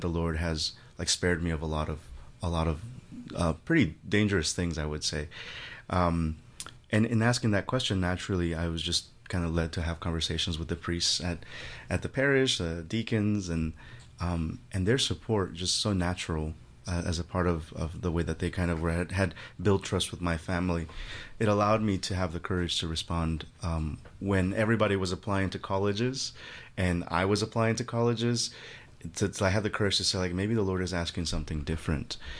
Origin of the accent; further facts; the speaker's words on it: Guerrero, Mexico; moved away; I'm originally from Mexico. My family is from Mexico, from a very remote part of Mexico in the southwestern curve of the, of the country, I call it. The state is Guerrero